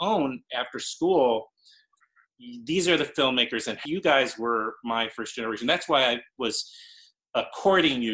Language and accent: English; New York City, New York, United States; I grew up in New York City